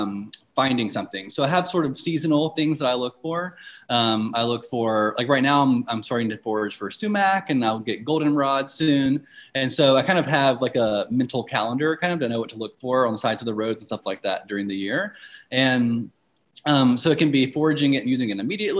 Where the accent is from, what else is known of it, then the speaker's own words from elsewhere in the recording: Alabama, United States; I'm from Alabama. I live in Alabama right now in Greensboro, Alabama, and I'm also from a separate city in Alabama.